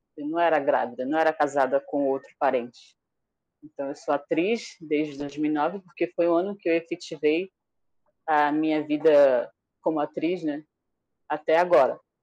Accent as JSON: {"language": "Portuguese", "area": "Iauaretê", "region": "Amazonas", "country": "Brazil", "tie": "born or raised there", "first_language": "Tariana", "second_language": "Portuguese", "moved": "yes", "said": "onde eu moro, onde eu morei quando eu era criança, lá em Areté"}